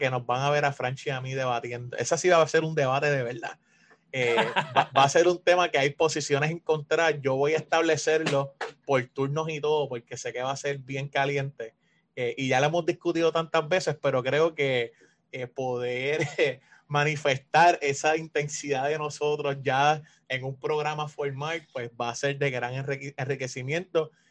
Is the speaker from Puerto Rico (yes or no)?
yes; Puerto Rico; yo soy negro pero boricua.